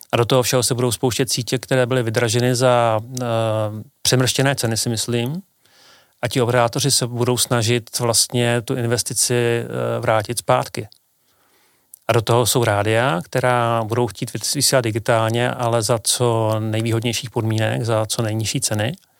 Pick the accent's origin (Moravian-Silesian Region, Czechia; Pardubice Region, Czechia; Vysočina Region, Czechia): Pardubice Region, Czechia; Pardubice; v Pardubicích, odkud pocházím